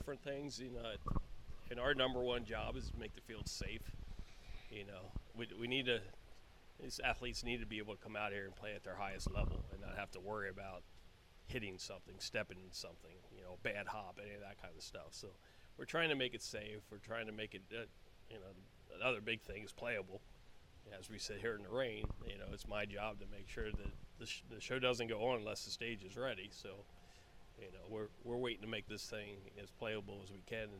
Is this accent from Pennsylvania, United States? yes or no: yes; York, Pennsylvania, United States; also born or lived in Fairfax, Virginia; now in Reading, United States; I am from York, PA.